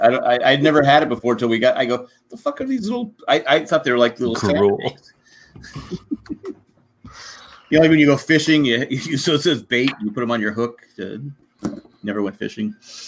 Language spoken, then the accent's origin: English; California, United States; I'm from California